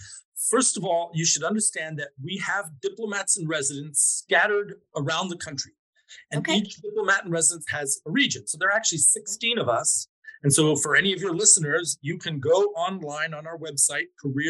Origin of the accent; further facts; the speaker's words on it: Mexico; So at that time, I grew up in Mexico and my mother knew a guy who had been a diplomat in Mexico